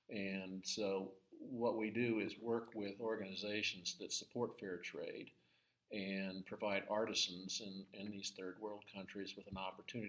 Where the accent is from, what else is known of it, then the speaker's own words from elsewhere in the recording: Long Beach, California, United States; now in Amarillo, United States; California, Southern California.